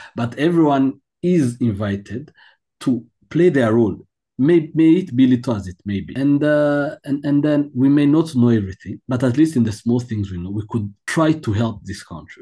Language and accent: English; Kigali, Rwanda; I was born in Kigali